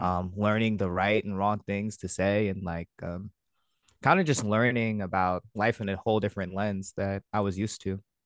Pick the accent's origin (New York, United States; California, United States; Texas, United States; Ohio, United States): California, United States; American Canyon; also born or lived in Vallejo / San Diego; I grew up in American Canyon. Uh, I lived in Vallejo for some time as well. Um, that is in Northern California